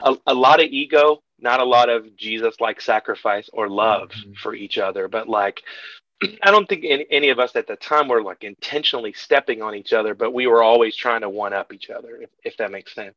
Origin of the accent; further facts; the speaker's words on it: Kentucky, United States; my my people, I'm from Kentucky, and my people are, are farmers and, and blue collar folks.